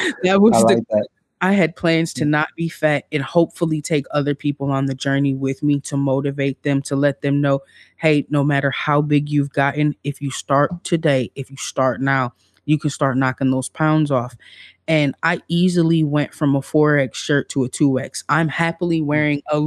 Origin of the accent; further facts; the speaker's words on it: Midwest, United States; I'm from the Midwest